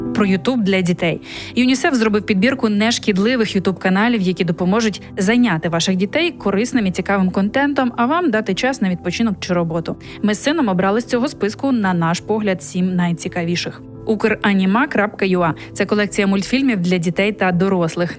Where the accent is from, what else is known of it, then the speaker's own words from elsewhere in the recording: Ukraine; moved away as an adult; now in Poland; ми з України